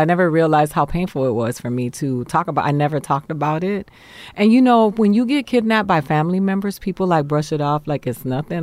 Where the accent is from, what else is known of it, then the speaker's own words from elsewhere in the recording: Miami, Florida, United States; moved away as an adult; also born or lived in Boston, Massachusetts / New York; I grew up in Miami, Florida